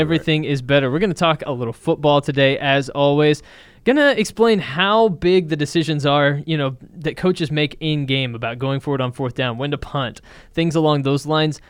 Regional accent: Dallas, Texas, United States; I was born and raised here, so I'm a Cowboys fan

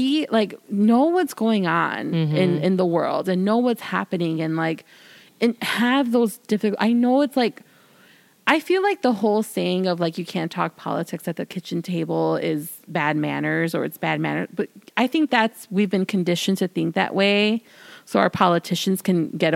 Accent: Chicago, Illinois, United States; I'm from the city. I'm from Illinois.

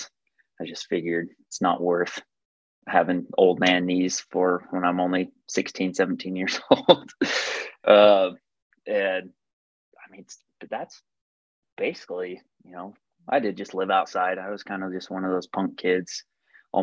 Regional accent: St. George, Utah, United States; born and raised in St. George, Utah

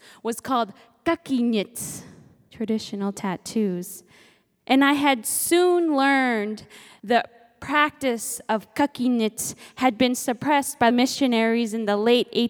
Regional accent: Nome, Alaska, United States; I'm Inupiaq from Nome, Alaska, and my parents raised me to embrace my Inupiaq heritage. Raised out on the land

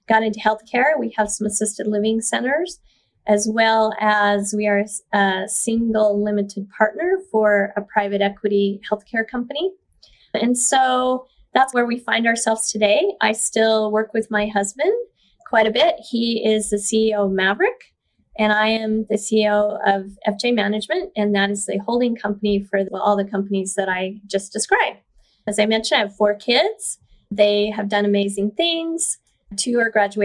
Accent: Brigham City, Utah, United States; also born or lived in Idaho / Bountiful, Utah; I was born in Brigham City, Utah in the 60s and grew up just a pretty normal life

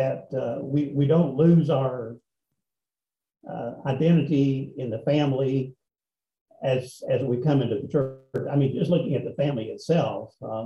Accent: Appalachia, United States; I was born in Appalachia, which in some ways was a minority group, rather poor coal miners.

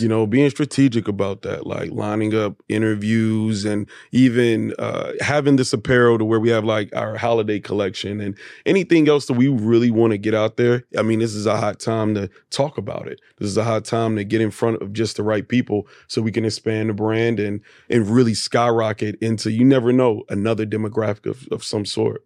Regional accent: Atlanta, Georgia, United States; I'm from East Atlanta. Grew up in East Atlanta playing golf

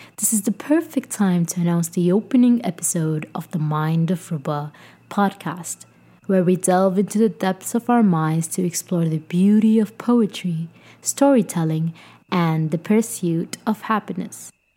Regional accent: Sudan; moved away as an adult; my home country, Sudan

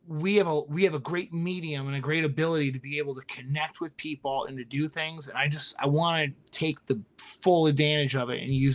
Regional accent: Midwest, United States; I love the Midwest. I'm from the Midwest, but we can't sit in the Midwest and watch the coasts just fall into hell.

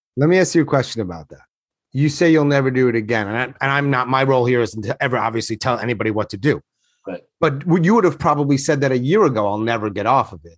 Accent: New York, United States; I'm from New York.

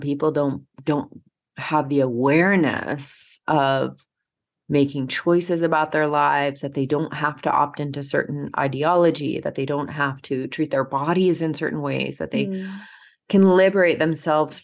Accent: Georgia, United States; moved away; also born or lived in Seattle; where I grew up in Georgia

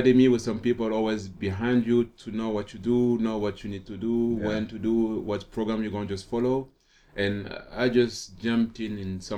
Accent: Paris, Île-de-France, France; English is a second language; moved away as an adult; I'm from Paris. I'm grown. I was born and raised in Paris.

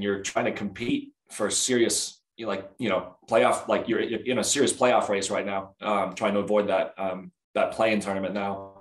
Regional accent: Denver, Colorado, United States; also born or lived in Oregon; I grew up in here in Denver. I've lived here for as long as I can remember.

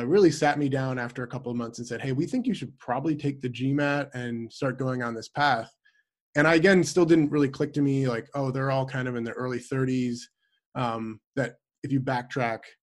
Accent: Midwest, United States; moved away as an adult; also born or lived in Minneapolis, Minnesota; I'm from the Midwest originally

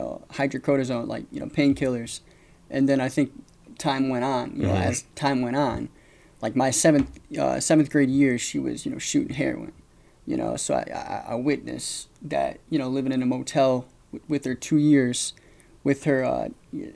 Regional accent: Hillsdale, Michigan, United States; now in Atlanta, United States; I'm originally from Hillsdale, Michigan. Come from a small town, about 5,000 people.

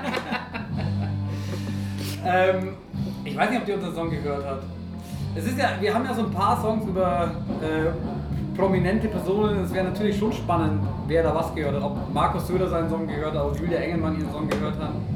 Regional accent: Oberallgäu, Bavaria, Germany; ich komme eigentlich aus dem Oberallgäu

